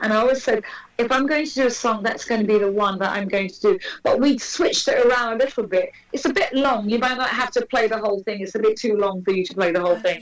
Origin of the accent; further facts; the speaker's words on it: United Kingdom; I'm, I'm British.